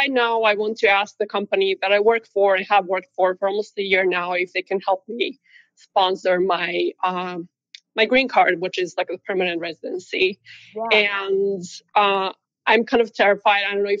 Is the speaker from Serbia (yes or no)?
yes; Serbia; moved away as an adult; now in United States; I'm from Serbia originally, but I have been in the U.S. for almost 9 years now.